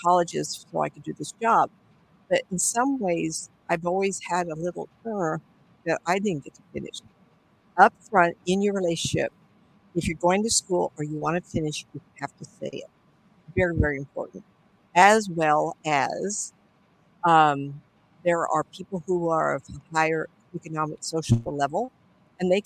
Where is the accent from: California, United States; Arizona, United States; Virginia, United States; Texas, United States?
California, United States; Hollywood; My sister and I were born and raised in Hollywood by the beach